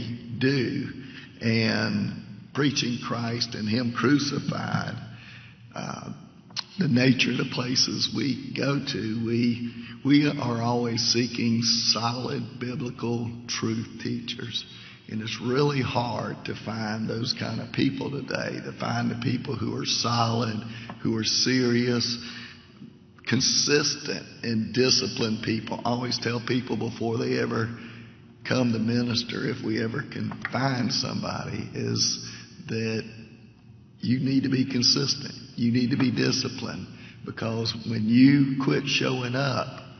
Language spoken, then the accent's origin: English; Savannah, Georgia, United States; moved away as an adult; now in Leesville, United States; I'm originally from Savannah, and lived there almost all my life until 4 years ago